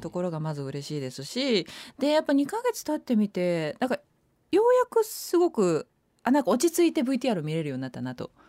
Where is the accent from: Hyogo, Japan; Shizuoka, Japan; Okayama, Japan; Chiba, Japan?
Hyogo, Japan; Kawanishi; moved away as an adult; 私高校生まではいた